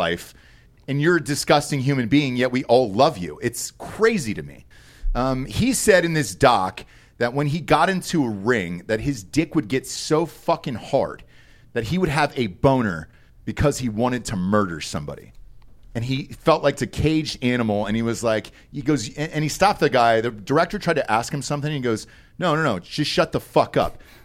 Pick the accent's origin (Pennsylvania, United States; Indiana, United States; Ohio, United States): Pennsylvania, United States; Delaware County; I'm from Delco in Pennsylvania